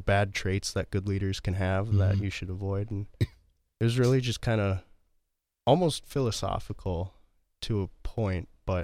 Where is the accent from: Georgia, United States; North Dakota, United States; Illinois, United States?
North Dakota, United States; Fargo; born there; I was not. I was born in Fargo, North Dakota.